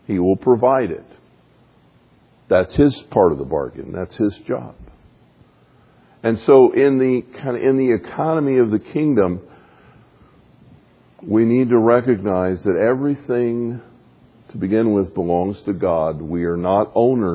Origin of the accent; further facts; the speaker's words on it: the South, United States; I grew up a Baptist in the South